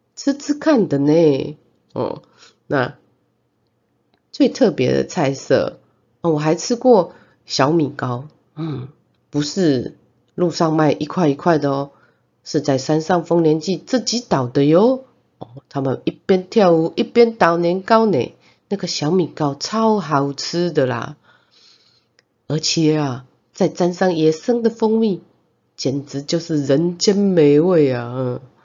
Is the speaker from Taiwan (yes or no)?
yes; Zhongliao, Nantou County, Taiwan; 我们的故乡是在南投的中寮